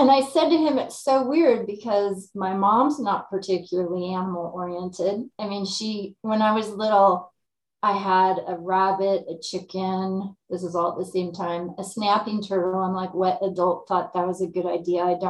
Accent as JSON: {"language": "English", "region": "California implied", "country": "United States", "tie": "born or raised there", "also_born_or_lived": "Davis, California", "moved": "as an adult", "lives_now": "Lake County, California, United States", "said": "moved back to my hometown, which is rural"}